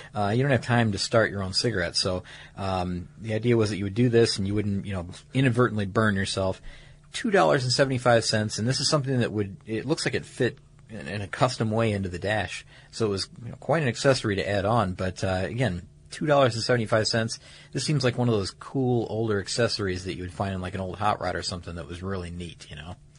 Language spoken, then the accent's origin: English; Atlanta, Georgia, United States; my hometown here recently, mm-hmm. around Atlanta